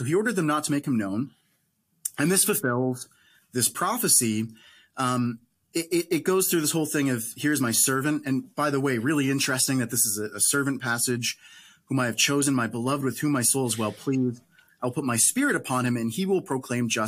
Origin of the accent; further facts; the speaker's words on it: Canada; I'm Canadian